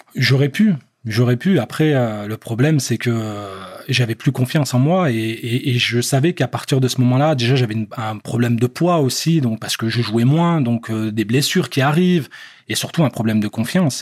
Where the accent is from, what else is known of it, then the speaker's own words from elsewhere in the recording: France; moved away; also born or lived in Algeria / England; je suis algérien, j'ai grandi en France